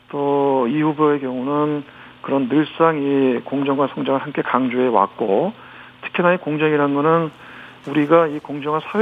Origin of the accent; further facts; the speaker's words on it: Gyeonggi Province, South Korea; 저도 경기도 출신 의원이다 보니까.